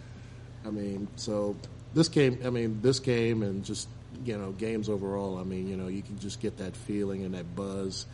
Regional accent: Cleveland, Ohio, United States; now in Dayton, United States; I grew up in Cleveland

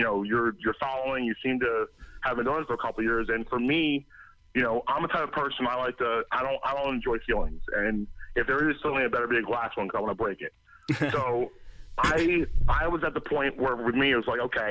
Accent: Philadelphia, Pennsylvania, United States; also born or lived in Doylestown, Pennsylvania / Hatboro, Pennsylvania; I grew up in Philadelphia. I'm originally from there. I was born and raised, and then I moved to the suburbs in Doylestown, Pennsylvania, most of my life

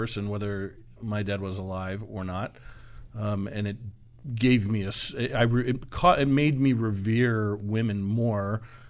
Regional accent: Buffalo, New York, United States; also born or lived in Richmond, Virginia; I was born in Richmond, Virginia, but I was raised in South Buffalo, New York.

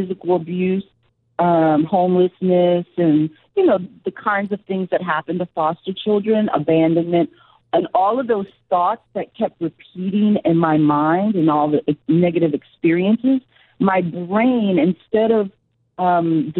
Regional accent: New York, United States; as a New Yorker

